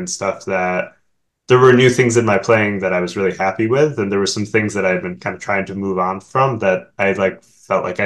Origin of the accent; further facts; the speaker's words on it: Oak Park, Illinois, United States; also born or lived in Oberlin, Ohio / Washington, D.C. area; I grew up outside of Chicago in the suburb called Oak Park